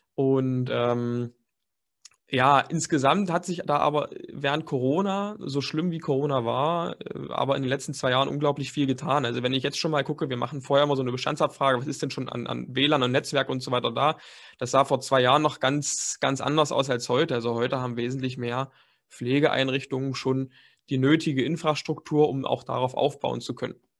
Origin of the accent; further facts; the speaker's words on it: Dessau, Saxony-Anhalt, Germany; moved away as an adult; also born or lived in Leipzig; Ich komme gebürtig eigentlich aus Dessau. Das ist eine ganz kleine Stadt in Sachsen-Anhalt